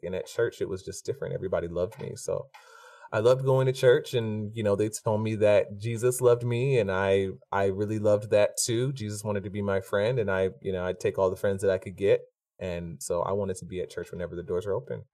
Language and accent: English; Stone Mountain, Georgia, United States; growing up in Stone Mountain